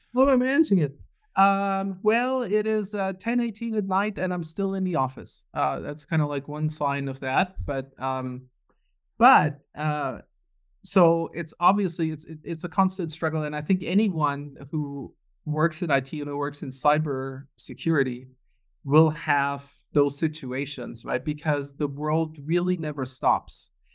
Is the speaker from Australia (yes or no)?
no; Germany; moved away as an adult; also born or lived in Munich, Germany / Houston, Texas; born and raised in Germany